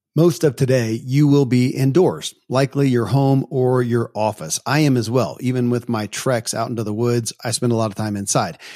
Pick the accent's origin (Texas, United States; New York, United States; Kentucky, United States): Kentucky, United States; born or raised there